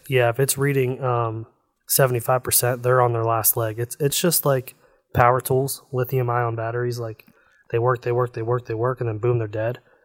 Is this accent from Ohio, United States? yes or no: yes; Northeast Ohio, United States; I grew up in Northeast Ohio, and I'm so close to Pennsylvania that, like, my, the elementary school that I went to is actually in Pennsylvania.